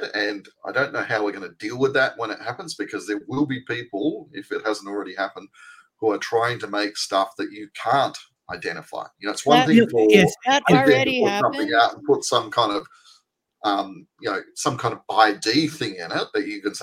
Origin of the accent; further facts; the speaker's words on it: Australia; as an Australian